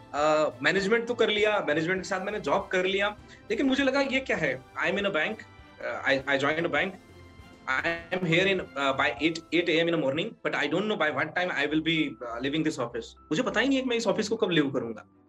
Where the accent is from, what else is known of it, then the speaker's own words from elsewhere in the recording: Aurangabad, Maharashtra, India; moved away as an adult; now in Udaipur, India; I belongs to Udaipur but I born and bought in Maharashtra and Aurangabad